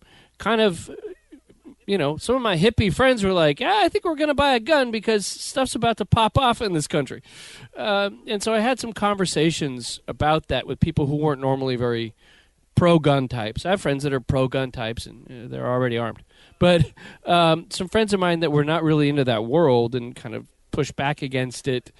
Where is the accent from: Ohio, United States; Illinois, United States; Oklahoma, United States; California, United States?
Oklahoma, United States; Broken Arrow; now in Memphis, United States; I grew up in Broken Arrow, Oklahoma, and never felt the need to have a gun.